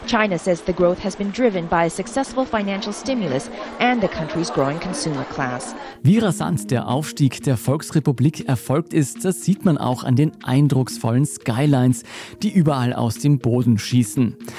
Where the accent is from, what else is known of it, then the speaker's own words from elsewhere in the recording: Austria; bei uns in Österreich